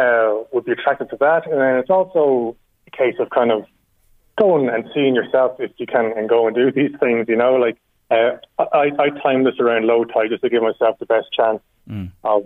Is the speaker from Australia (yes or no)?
no; Dundalk, County Louth, Ireland; I'm from Dundalk